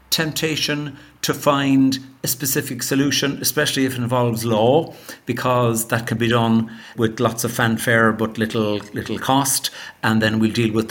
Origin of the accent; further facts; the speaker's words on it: Ireland; I'm an Irish lawyer, and for many years I was a government lawyer in Ireland, recently retired